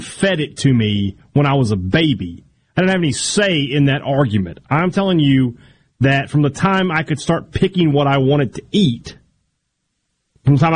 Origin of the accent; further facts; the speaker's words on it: Vicksburg, Mississippi, United States; I'm from Vicksburg